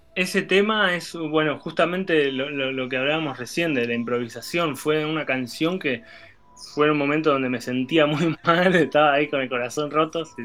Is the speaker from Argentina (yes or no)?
yes; Tandil, Buenos Aires Province, Argentina; now in Denmark; me llevaron de la mano en la movida tandirense